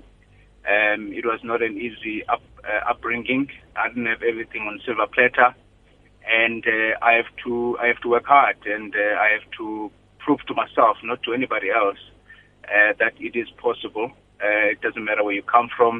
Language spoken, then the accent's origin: English; Grahamstown, Eastern Cape, South Africa; moved away as an adult; I was born and bred in the Eastern Cape in a farm near Grahamstown.